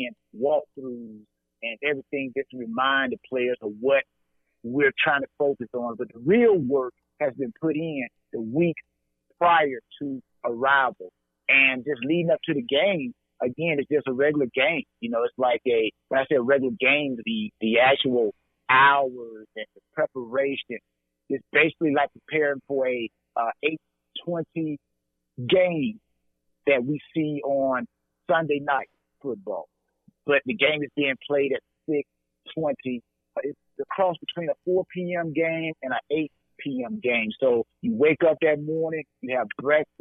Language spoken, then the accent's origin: English; LaGrange, Georgia, United States; also born or lived in Atlanta, Georgia; I'm a Georgia native, so I want everybody to understand that. Born and raised in LaGrange, Georgia